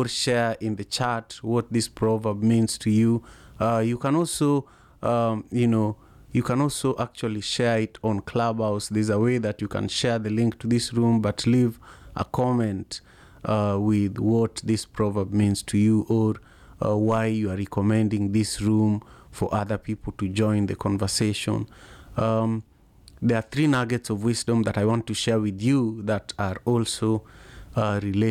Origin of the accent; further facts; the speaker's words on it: Kenya; now in Seattle, United States; I am from Kenya originally